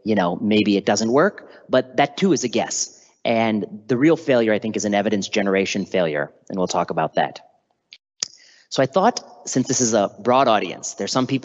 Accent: Chicago, Illinois, United States; moved away as an adult; also born or lived in Washington, District of Columbia, United States / Oregon; now in San Francisco, United States; My parents, of course, are from India, but I was born in the US and I grew up just outside of Chicago

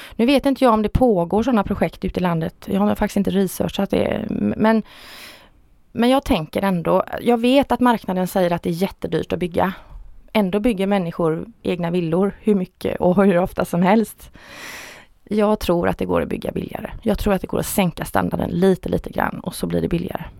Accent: Stenungsund, Västra Götaland, Sweden; jag är född och uppvuxen i Stenungsund. Jag har aldrig flyttat från Stenungsund

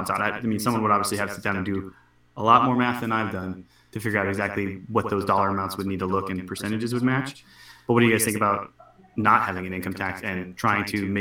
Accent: Washington, United States; I'm from Washington State

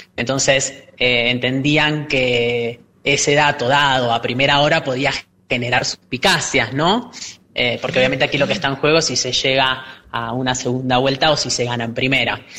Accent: Argentina; nosotros como ciudadanos argentinos, además parlamentarios

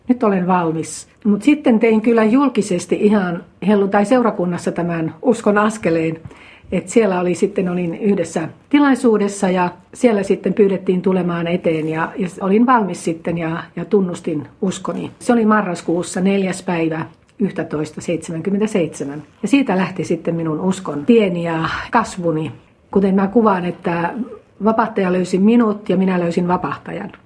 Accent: Savo, Finland; also born or lived in Mikkeli; now in Lohja, Finland; Minä olen lähtöisin tuolta Savosta

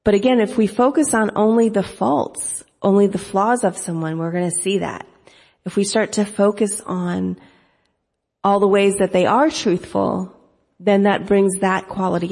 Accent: United States; accent: American; I speak English American without an accent. Well, in my mind, I'm thinking, well, of course, I was born and raised here

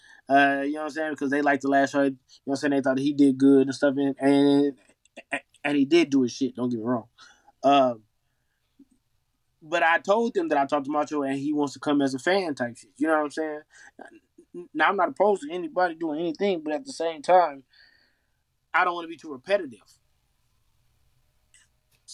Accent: Las Vegas, Nevada, United States; I'm from Vegas

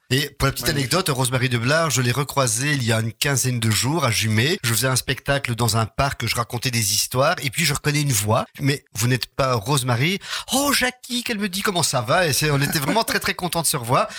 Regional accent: Charleroi, Wallonia, Belgium; chez nous, à Charleroi

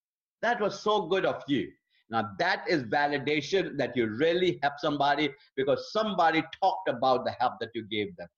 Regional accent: Lucknow, Uttar Pradesh, India; moved away; we built a beautiful Bible college in my hometown of Lucknow, India

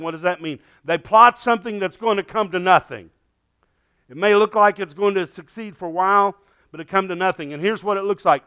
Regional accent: United States; Thank God I'm an American

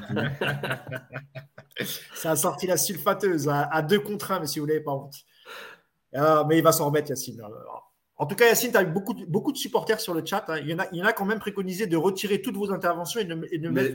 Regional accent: Marrakech, Marrakesh-Safi, Morocco; chez moi à Marrakech

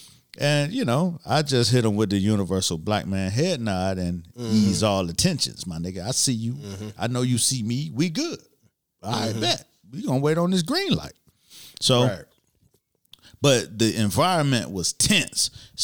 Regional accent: Miami, Florida, United States; You know, I like to talk about Miami because I'm from Miami. Mm-hmm. But I grew up in a time where the jacking season became a real fucking thing.

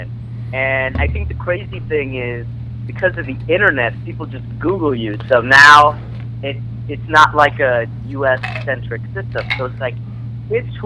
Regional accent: Phoenix, Arizona, United States; So I grew up in Arizona. I grew up in Phoenix

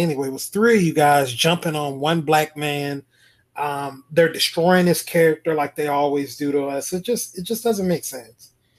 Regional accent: about an hour from Brunswick, Georgia, United States; It's only about an hour away from my hometown

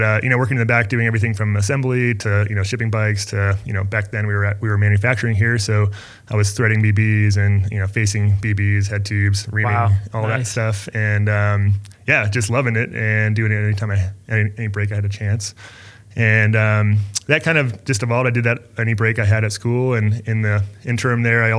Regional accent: Littleton, Colorado, United States; also born or lived in Boulder, Colorado; I'm actually from Littleton. So I'm like basically 15 minutes from here is where I grew up

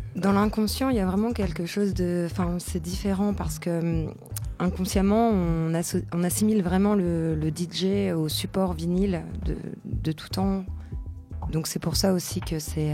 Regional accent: Paris, Île-de-France, France; also born or lived in Bordeaux; je viens de Paris.

